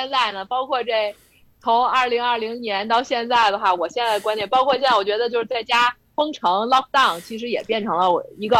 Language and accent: Chinese; Beijing, China; 从资产上来讲的话，对于咱们北京人来讲的话，一想可能就是不到一套房，是吧？